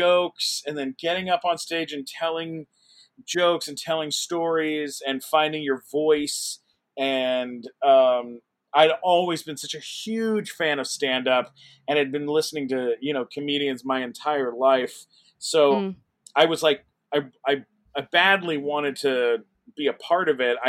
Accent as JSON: {"language": "English", "town": "San Diego", "region": "California", "country": "United States", "tie": "born or raised there", "said": "I grew up in San Diego."}